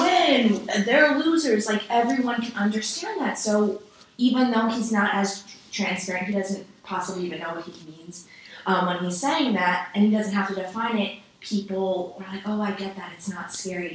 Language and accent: English; New York City, New York, United States; I come from New York City